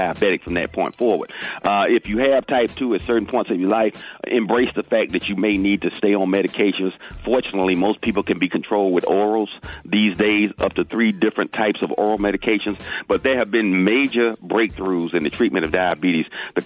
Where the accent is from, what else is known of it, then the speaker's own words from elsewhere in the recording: the South, United States; I'm from the South